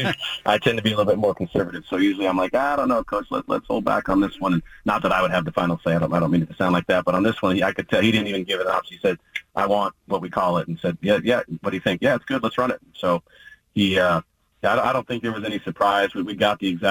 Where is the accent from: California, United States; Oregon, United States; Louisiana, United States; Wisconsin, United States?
Oregon, United States; born or raised there